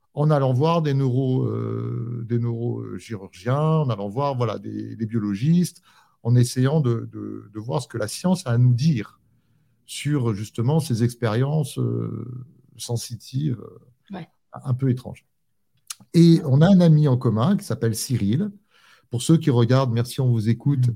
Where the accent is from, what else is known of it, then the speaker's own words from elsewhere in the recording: Corsica, France; je suis rentré en Corse